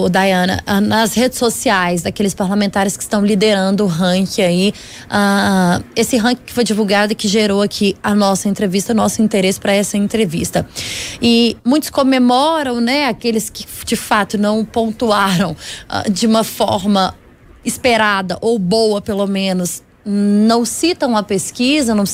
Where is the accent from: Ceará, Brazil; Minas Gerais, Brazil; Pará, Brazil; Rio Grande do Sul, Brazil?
Minas Gerais, Brazil; eu espero, enquanto mineira, que a gente tenha em breve uma melhora no índice dos parlamentares mineiros, né?